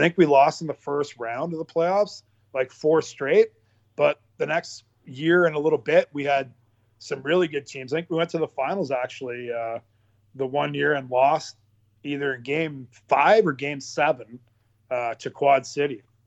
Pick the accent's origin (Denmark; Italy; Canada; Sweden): Canada; Pembroke, Ontario; in Pembroke, where I live.